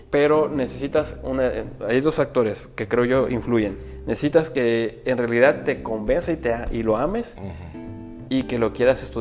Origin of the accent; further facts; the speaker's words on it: Puebla, Mexico; Entonces, este, por eso le puse del sur para el norte, ¿por qué? Porque pues yo vengo de Puebla